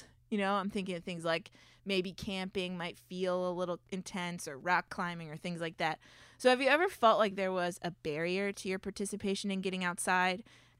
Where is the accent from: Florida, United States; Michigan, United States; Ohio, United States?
Florida, United States; I mean, I grew up in Florida, so winter is like, what's happening?